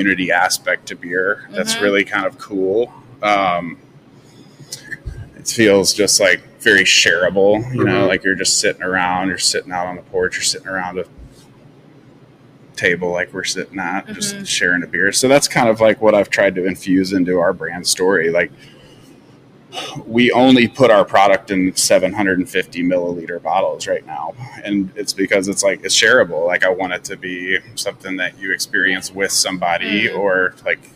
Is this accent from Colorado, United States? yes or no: yes; mountains of Colorado, United States; moved away as an adult; also born or lived in Houston, Texas / Atlanta, Georgia; now in Franklin, United States; I'm originally from Texas, but grew up in the mountains of Colorado